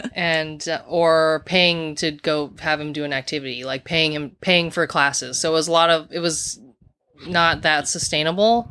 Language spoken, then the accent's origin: English; Kula, Hawaii, United States; moved away as an adult; also born or lived in South Korea / New York City; we grew up, uh, in Kula in Maui, Hawaii, and we were all adopted. I'm from South Korea